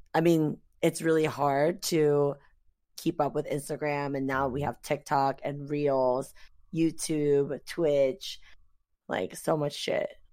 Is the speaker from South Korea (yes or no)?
yes; South Korea; moved away; I was born and raised in Korea.